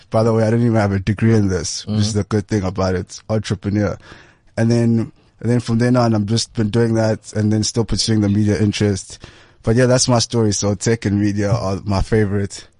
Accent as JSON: {"language": "English", "town": "Durban", "region": "KwaZulu-Natal", "country": "South Africa", "tie": "born or raised there", "also_born_or_lived": "Maputo, Mozambique", "moved": "as an adult", "lives_now": "Johannesburg, South Africa", "said": "originally I was born in Durban, raised there, a family in Maputo"}